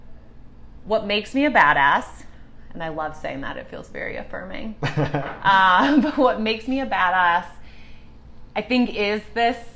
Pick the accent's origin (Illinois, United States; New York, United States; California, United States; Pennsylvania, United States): Illinois, United States; Chicago; I'm originally from Chicago. Grew up outside the city in the suburbs